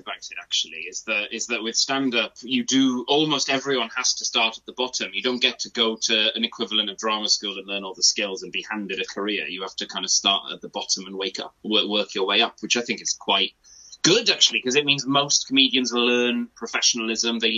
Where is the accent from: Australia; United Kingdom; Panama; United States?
United Kingdom; Wales; first language Welsh; English is a second language; I'm a Welsh speaker, that's my first language.